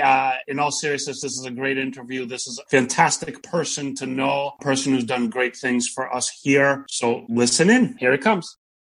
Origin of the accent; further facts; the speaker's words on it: Boston, Massachusetts, United States; as a Bostonian